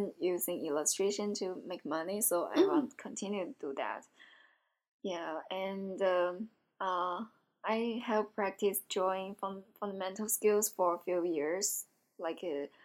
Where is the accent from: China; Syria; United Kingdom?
China; moved away as an adult; now in Savannah, United States; I'm from China